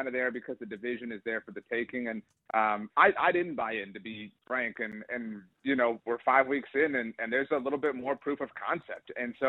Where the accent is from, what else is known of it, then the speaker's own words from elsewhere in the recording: South Texas, United States; I'm from South Texas, and it just these are the teams I grew up rooting for